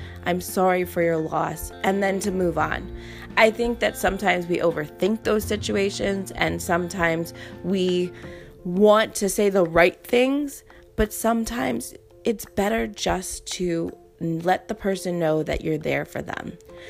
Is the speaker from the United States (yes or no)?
yes; Charleston, South Carolina, United States; I'm from Charleston, South Carolina, military brat.